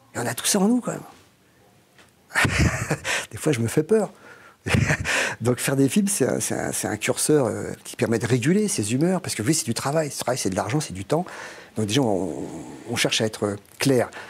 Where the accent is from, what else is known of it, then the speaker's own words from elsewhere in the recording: France; je suis français